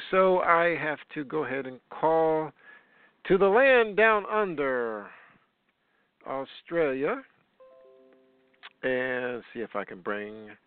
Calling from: United States; Yeah, near Washington D.C.

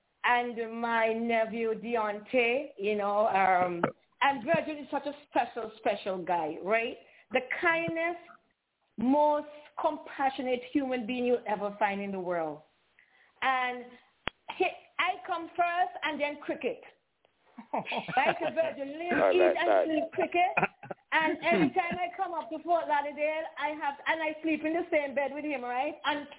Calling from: Antigua & Barbuda; I'm calling from Antigua

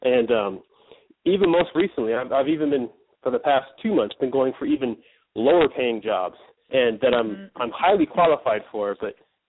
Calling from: Northern California, United States; I'm calling from Northern California.

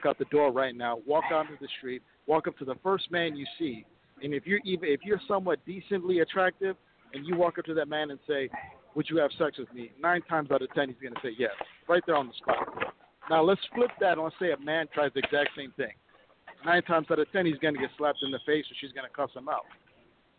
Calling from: Minneapolis, Minnesota, United States; I'm calling from Minneapolis

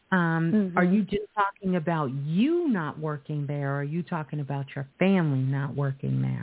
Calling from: New Orleans, Louisiana, United States; I'm calling from New Orleans, Louisiana.

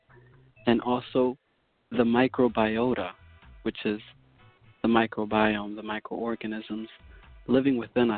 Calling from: Massachusetts, United States; I'm calling from Massachusetts at the current moment.

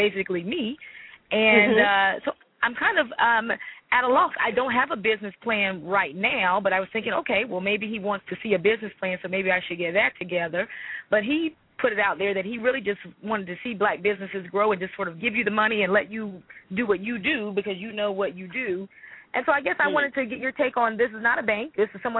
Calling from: Arlington, Virginia, United States; I'm calling from Arlington, Virginia

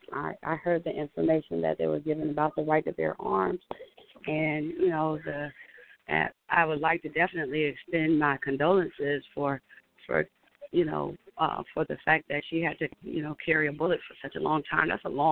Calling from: Atlanta, Georgia, United States; I'm calling from Atlanta.

